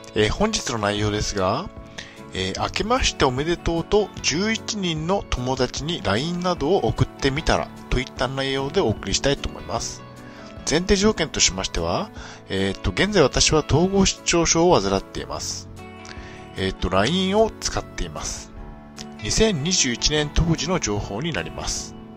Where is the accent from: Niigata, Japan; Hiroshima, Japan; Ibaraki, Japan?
Niigata, Japan; moved away; also born or lived in Tokyo; 地元新潟の精神病院